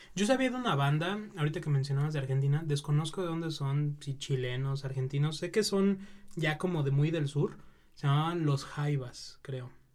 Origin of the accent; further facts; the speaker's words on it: Mexico; nosotros como mexicanos